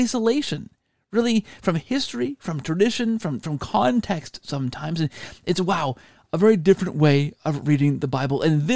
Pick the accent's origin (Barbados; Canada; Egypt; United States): Canada; all of my Canadian life.